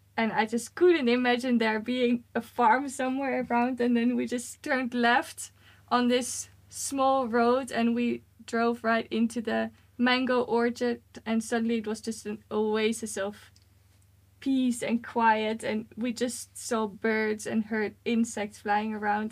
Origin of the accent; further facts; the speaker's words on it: Netherlands; moved away as an adult; now in Sweden; I'm originally from the Netherlands